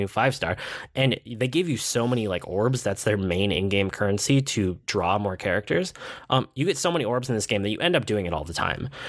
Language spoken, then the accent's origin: English; United States; I'm an American.